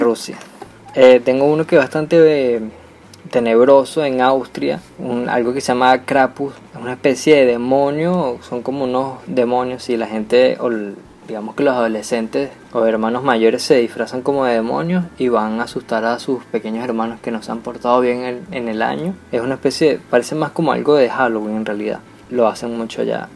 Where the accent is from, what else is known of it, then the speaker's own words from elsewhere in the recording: Venezuela; como venezolanos tenemos obviamente otra cultura completamente distinta a la del resto del mundo